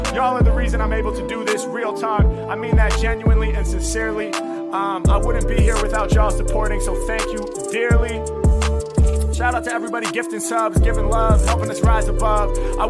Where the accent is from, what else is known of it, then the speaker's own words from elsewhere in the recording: Portland, United States; Yo, let's raid the legendary battle rapper Illmaculate from my hometown of Portland.